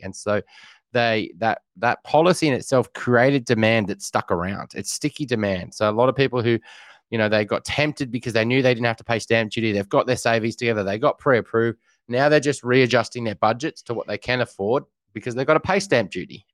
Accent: Newcastle, New South Wales, Australia; went up to Newcastle, where I grew up

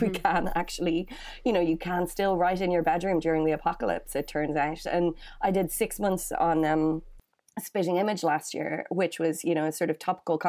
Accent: Dublin, Leinster, Ireland; moved away as an adult; now in London, United Kingdom; I'm from Dublin. I am a mm-hmm. Dublin city chick, born and bred. So I grew up in a place called Glasnevin.

